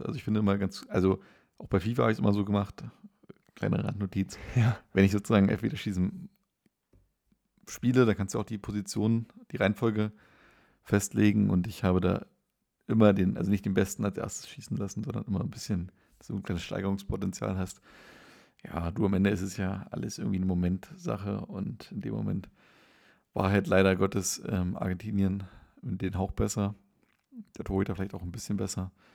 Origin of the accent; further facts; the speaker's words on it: Schweinitz, Saxony-Anhalt, Germany; in meinem Heimatort in Schweinitz